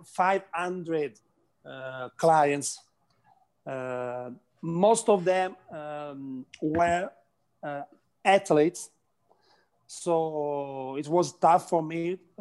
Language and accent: English; Italy; English is a second language; I'm from Italy